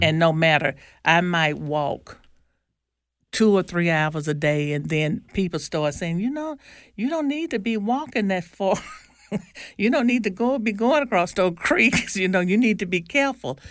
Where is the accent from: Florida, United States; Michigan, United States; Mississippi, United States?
Mississippi, United States; Nettleton; I'm from Nellaton, Mississippi